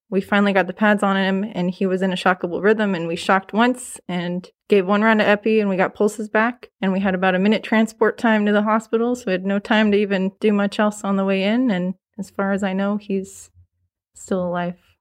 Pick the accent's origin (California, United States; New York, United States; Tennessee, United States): California, United States; Los Angeles County; moved away as an adult; also born or lived in Kern County; now in Fresno, United States; From L A County.